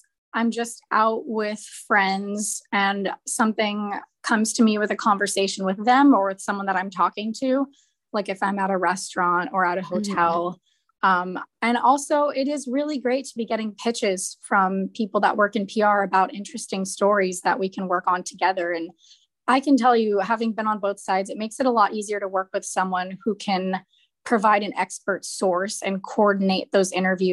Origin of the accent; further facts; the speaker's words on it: East Coast, United States; moved away; I'm originally from the East Coast